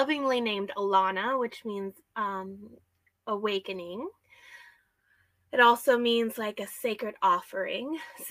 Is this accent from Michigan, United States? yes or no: no; Snohomish County, Washington, United States; also born or lived in Whatcom County, Washington; I'm a Washington native. I grew up and I was born and raised in Washington State. I grew up in the Snohomish County area